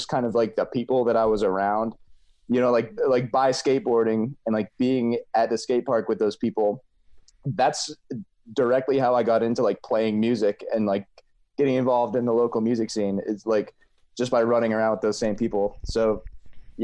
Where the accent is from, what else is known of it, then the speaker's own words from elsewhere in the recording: Pennsylvania, United States; I grew up in Pennsylvania